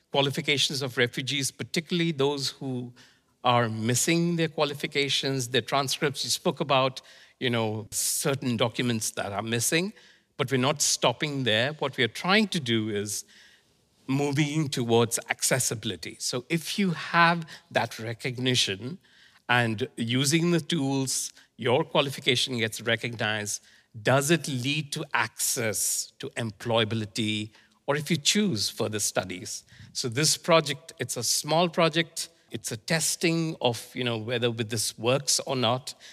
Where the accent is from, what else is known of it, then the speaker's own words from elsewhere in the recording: India; born there; also born or lived in Iraq; Well, I was born in India, and my father was posted in Iraq. So I moved between Iraq and India.